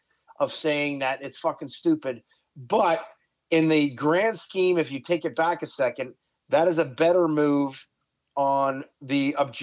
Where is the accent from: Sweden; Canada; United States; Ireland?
Canada; Yes, I'm Canadian